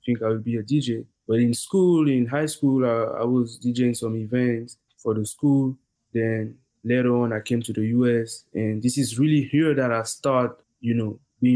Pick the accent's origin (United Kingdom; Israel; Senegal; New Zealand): Senegal; moved away as an adult; also born or lived in Burkina Faso; now in Houston, United States; I was born in Burkina Faso, and then when I was 5, I had to move to Senegal because my parents, they had opportunities there.